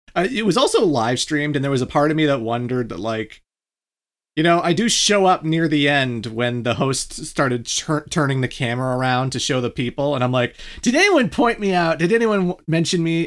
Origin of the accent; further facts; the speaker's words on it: Canada; I'm not American, I'm Canadian